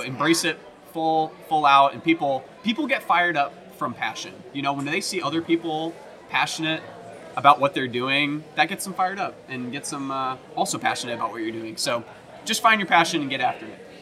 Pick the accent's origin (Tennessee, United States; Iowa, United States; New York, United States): Tennessee, United States; right outside Nashville; moved away as an adult; also born or lived in Michigan / Oklahoma; I grew up in Tennessee, uh, right outside Nashville